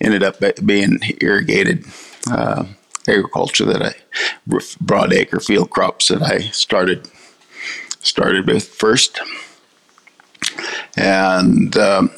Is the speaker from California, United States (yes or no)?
yes; California, United States; now in Australia; I grew up in vineyards in California